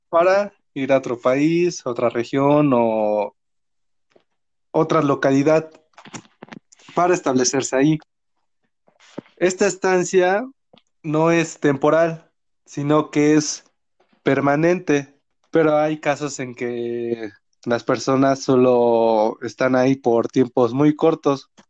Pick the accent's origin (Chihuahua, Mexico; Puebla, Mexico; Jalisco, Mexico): Puebla, Mexico; Atoyatempan; me fui de vacaciones aquí a lo que fue mi pueblo, un pueblo muy bonito. Te lo recomiendo, es el pueblo de Atoyatempan.